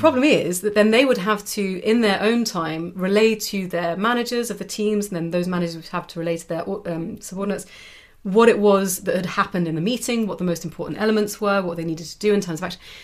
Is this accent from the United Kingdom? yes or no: yes; United Kingdom; now in Europe; a Brit who's chosen to live in Europe, and also most of my family are from Europe